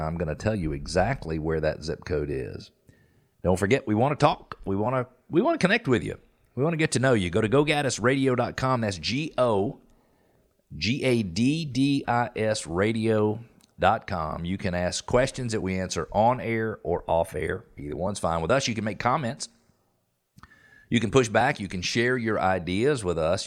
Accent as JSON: {"language": "English", "country": "United States", "said": "be an American."}